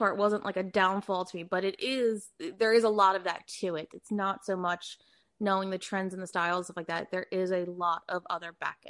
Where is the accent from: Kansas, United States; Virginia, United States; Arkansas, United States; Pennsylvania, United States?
Pennsylvania, United States; Philadelphia; born or raised there; moved away as an adult; also born or lived in New York; now in California, United States